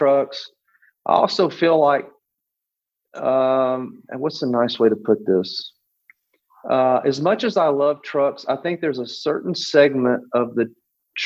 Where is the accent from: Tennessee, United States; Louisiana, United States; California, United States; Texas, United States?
Texas, United States; Pasadena; I'm from Pasadena, Texas. I'm just a redneck at heart.